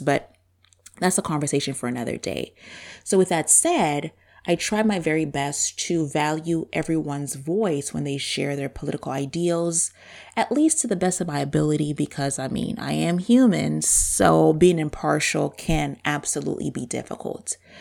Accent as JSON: {"language": "English", "country": "Zambia", "tie": "born or raised there", "accent": "super deep accent", "first_language": "Bemba", "second_language": "English", "moved": "yes", "lives_now": "United States"}